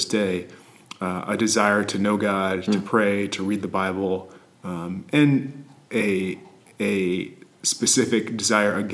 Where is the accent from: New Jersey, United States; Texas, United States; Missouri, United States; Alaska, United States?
Missouri, United States; St. Louis; growing up in the St. Louis area